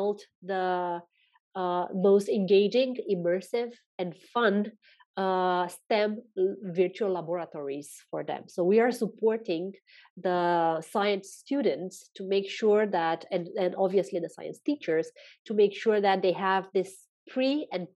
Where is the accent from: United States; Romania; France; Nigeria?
Romania; also born or lived in Mauritius; now in Spain; I'm from Romania. I'm currently living in Spain